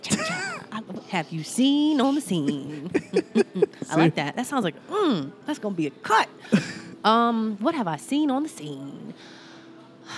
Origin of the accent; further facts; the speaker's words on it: New Jersey, United States; I'm from Jersey.